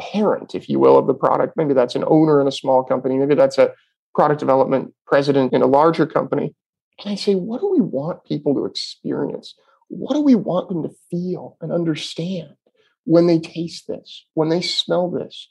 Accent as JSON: {"language": "English", "area": "Sonoma County", "region": "Northern California", "country": "United States", "tie": "born or raised there", "said": "So I'm born and raised in Northern California in the wine industry, or in wine country, I should say. I was not born into the wine industry, in Sonoma County"}